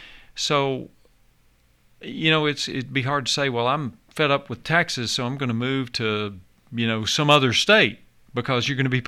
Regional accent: Nashville, Tennessee, United States; I grew up in Davidson County. I was born in Davidson County

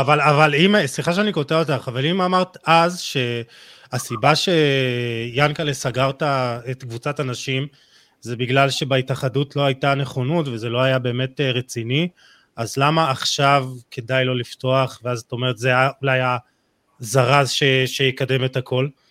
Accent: Jerusalem, Jerusalem District, Israel; אני בתור ירושלמי

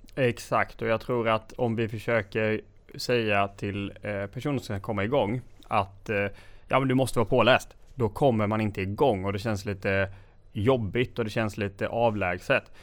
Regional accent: Gnosjö, Jönköping County, Sweden; Så jag kommer ifrån Gnosjötrakterna

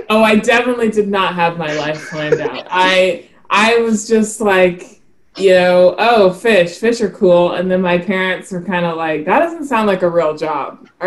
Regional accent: South Carolina, United States; also born or lived in Montgomery, Alabama; I was born in Montgomery, Alabama, but I say I'm from South Carolina because that's where I spent the most time. And um, my dad is from Myrtle Beach, South Carolina, so I grew up fishing with him.

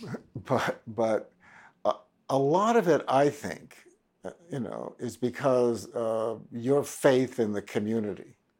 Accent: Washington, District of Columbia, United States; I was raised in Washington, D C

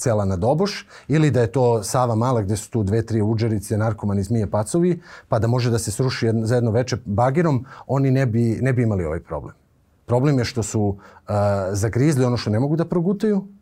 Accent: Kraljevo, Raška District, Serbia; now in Belgrade, Serbia; ja sam poreklom iz Kraljeva. Meni Beograd nije rodni grad.

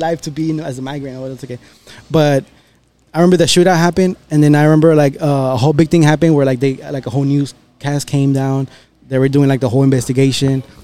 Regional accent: Texas, United States; also born or lived in Monterrey, Mexico; born and raised here

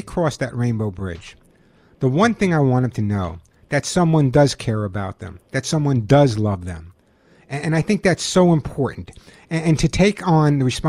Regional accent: New York, United States; also born or lived in Sedona, Arizona; now in Los Angeles, United States; I'm from New York. I live in Los Angeles

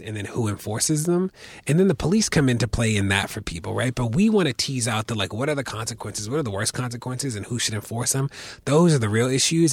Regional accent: Baltimore, Maryland, United States; I grew up in Baltimore

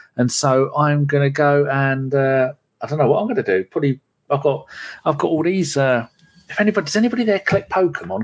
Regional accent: London, United Kingdom; moved away; I'm born in London. I was born in London

